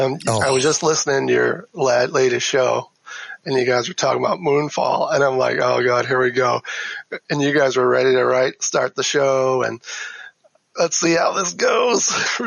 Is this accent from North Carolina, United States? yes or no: no; Chicago, Illinois, United States; And I'm from the Chicago area